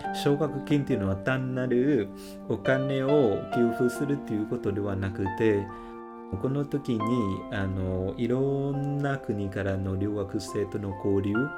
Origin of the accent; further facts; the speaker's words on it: Northern Vietnam, Vietnam; Japanese is a second language; moved away as an adult; also born or lived in Ho Chi Minh City, Vietnam; now in Japan; 北出身なんですけれども